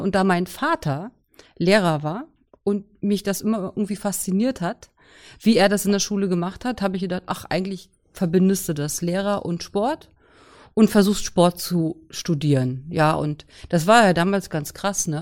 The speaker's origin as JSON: {"language": "German", "town": "Kühlungsborn", "region": "Mecklenburg-Vorpommern", "country": "Germany", "tie": "born or raised there", "also_born_or_lived": "Potsdam", "moved": "as an adult", "said": "Kühlungsborn ist so ein wunderbarer Ort. Da konnte man damals noch geboren werden, als ich geboren wurde. Und es ist meine Heimat, da komme ich her"}